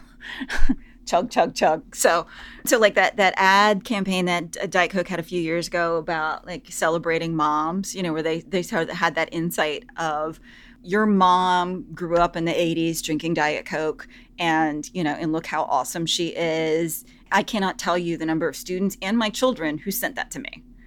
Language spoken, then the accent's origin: English; the South, United States; I'm from the South